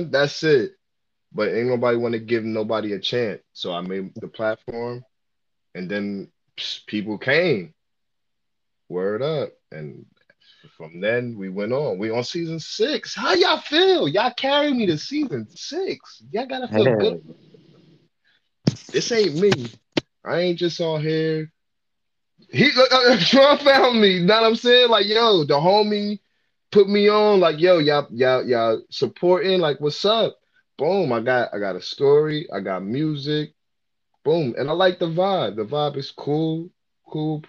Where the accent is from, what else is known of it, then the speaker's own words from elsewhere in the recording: New Jersey, United States; I'm from New Jersey.